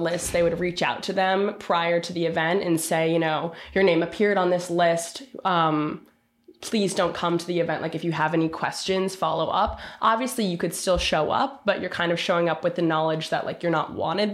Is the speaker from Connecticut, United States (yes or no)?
yes; Westport, Connecticut, United States; I'm from Westport, Connecticut, which is about an hour outside of New York City